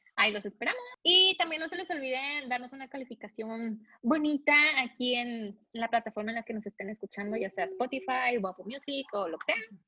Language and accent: Spanish; Mexico; somos los mexicanos, somos más intensos